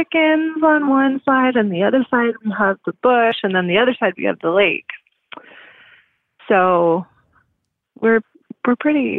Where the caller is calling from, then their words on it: Canada; I'm calling from Canada.